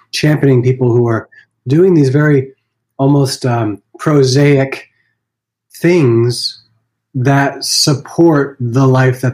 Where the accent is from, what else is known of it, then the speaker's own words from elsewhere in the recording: Vermont, United States; I grew up in Vermont